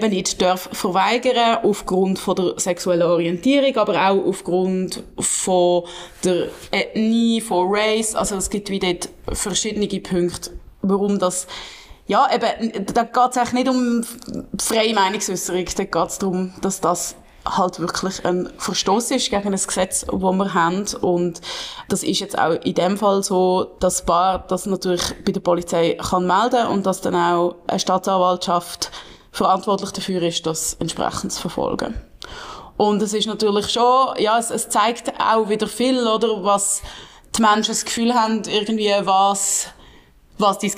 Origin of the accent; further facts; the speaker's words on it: Basel, Basel-Stadt, Switzerland; ich als Baslerin freue mich natürlich besonders fest, ähm, dass das jetzt so ist